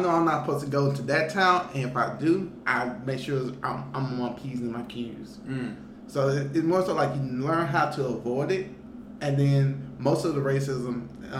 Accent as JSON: {"language": "English", "town": "Jackson", "region": "Mississippi", "country": "United States", "tie": "born or raised there", "moved": "as an adult", "lives_now": "West Coast, United States", "said": "I'm from Jackson, so it's the capital."}